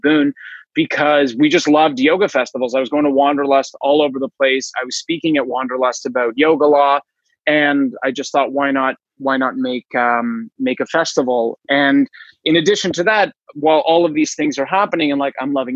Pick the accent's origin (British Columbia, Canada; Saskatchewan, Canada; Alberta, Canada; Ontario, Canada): Ontario, Canada; Toronto; I was born in Toronto, Ontario